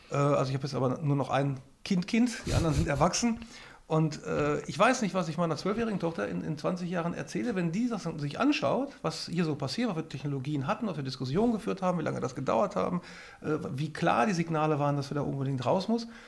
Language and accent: German; North Rhine-Westphalia, Germany; Ich bin kein Ideologe. Ich komme aus dem Ruhrpott und wohne jetzt in Sachsen.